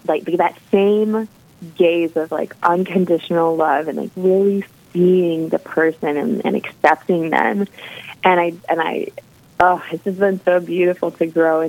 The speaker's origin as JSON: {"language": "English", "region": "Michigan", "country": "United States", "tie": "born or raised there", "said": "I'm from Michigan. I grew up in Michigan"}